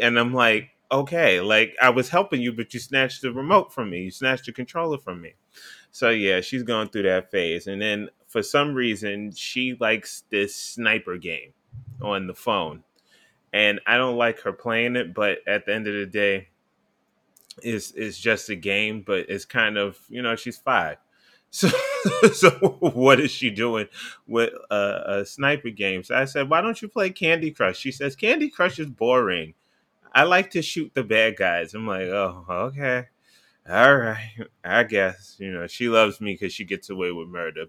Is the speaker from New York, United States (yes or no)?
yes; New York City, New York, United States; I'm from New York City